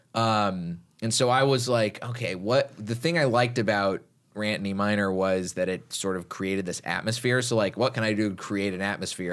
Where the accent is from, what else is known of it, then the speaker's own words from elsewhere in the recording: Texas, United States; growing up in Texas